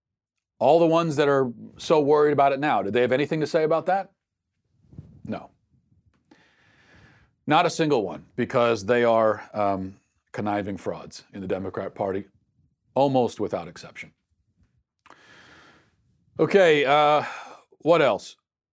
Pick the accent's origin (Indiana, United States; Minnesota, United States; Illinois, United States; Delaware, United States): Minnesota, United States; the president's visit to my home state of Minnesota on Monday.